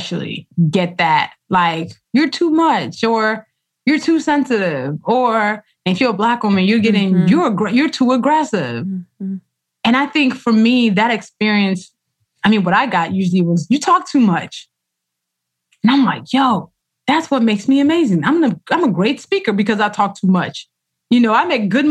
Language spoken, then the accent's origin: English; Nigeria; first language Yoruba and English; Yoruba, which is my language, my first language. Actually, Yoruba and English are equally my first language